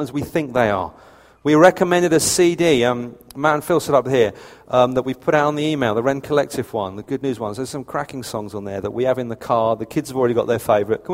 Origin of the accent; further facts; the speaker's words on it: United Kingdom; I'm British to the point of annoyance